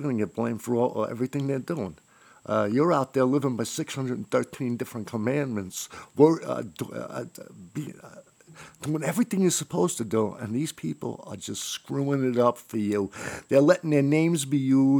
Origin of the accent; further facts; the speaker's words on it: New York City, New York, United States; I grew up in Brooklyn